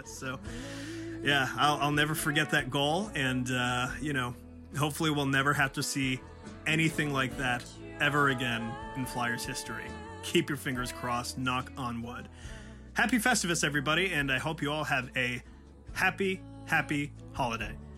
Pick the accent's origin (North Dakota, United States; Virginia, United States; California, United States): Virginia, United States; I'm from Virginia